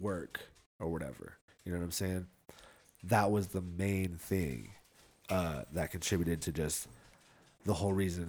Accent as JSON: {"language": "English", "town": "Reno", "region": "Nevada", "country": "United States", "said": "I'm from Reno. We got blacks, we got Latinos, hella Filipinos, but mostly just white people out in Reno"}